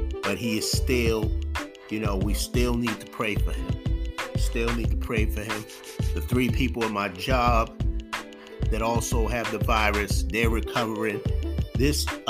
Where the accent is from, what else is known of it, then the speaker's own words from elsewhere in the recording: Boston, Massachusetts, United States; I'm from Boston